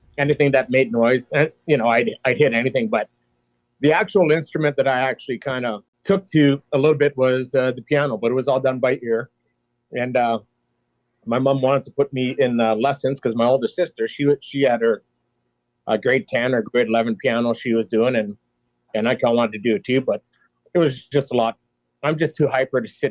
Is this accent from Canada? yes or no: yes; Peace River, Alberta, Canada; also born or lived in McLennan, Alberta; grew up in Peace River from 79 till the time I graduated in 87